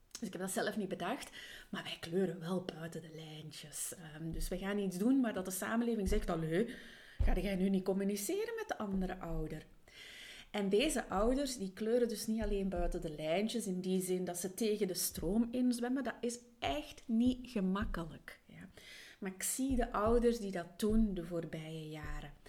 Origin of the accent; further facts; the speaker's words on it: Flanders, Belgium; also born or lived in England; Hageland in Vlaanderen. En ja, dat er soms wel wat dialectwoorden meespelen. Daarnaast heb ik ook mijn kindertijd in Engeland doorgebracht, dus in het Engels.